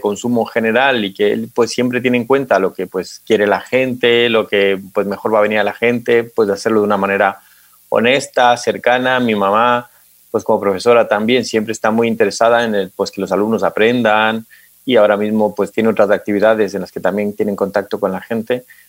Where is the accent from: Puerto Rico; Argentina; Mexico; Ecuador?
Ecuador; moved away as an adult; also born or lived in Santiago, Chile; now in Madrid, Spain; Y yo pues nací en Santiago de Chile porque mi madre es chilena, pero nos mudamos a Ecuador al poco tiempo de nacer porque mi papá es ecuatoriano y estudié en Ecuador toda mi, vida escolar, secundaria y también la universitaria en la Universidad Central del Ecuador